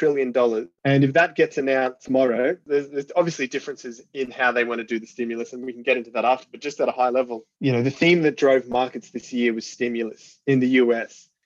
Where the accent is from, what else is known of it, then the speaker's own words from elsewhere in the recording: Australia; I'm Australian